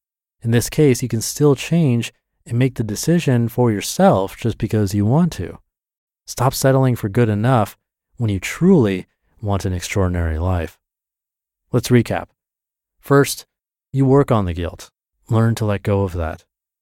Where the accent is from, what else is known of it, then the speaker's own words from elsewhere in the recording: Taiwan; moved away; also born or lived in North America; I'm an immigrant from Taiwan, and growing up, my siblings and I were always told to be grateful with what we have.